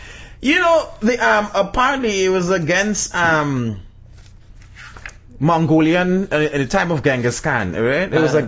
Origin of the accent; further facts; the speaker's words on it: Trinidad & Tobago; I'm Trinidadian.